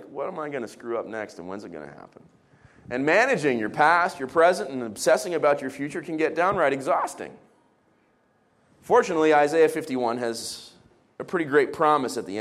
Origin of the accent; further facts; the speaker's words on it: Israel; I was growing up in the Middle East